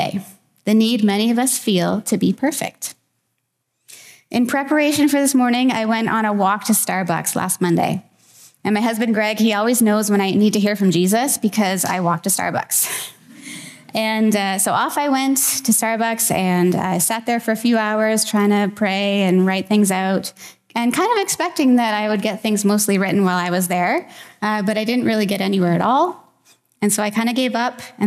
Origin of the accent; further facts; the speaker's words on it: Wilbraham, Massachusetts, United States; moved away; I recently went back to my hometown in Massachusetts for my 22 and a half year high school reunion